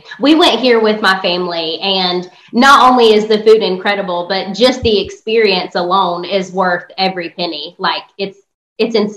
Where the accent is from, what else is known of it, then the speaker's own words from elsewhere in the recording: South Carolina, United States; my hometown in South Carolina